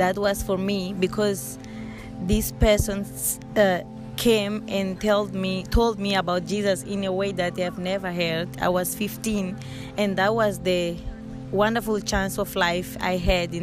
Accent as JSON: {"language": "English", "town": "Beira", "region": "Sofala", "country": "Mozambique", "said": "I am from Mozambique, Beira City, and I do ministry in Beira"}